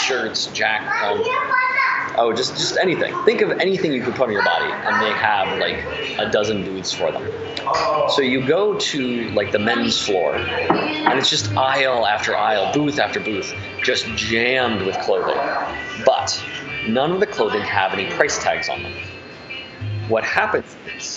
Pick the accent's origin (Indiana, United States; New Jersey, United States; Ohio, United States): Indiana, United States; moved away; I'm from Indiana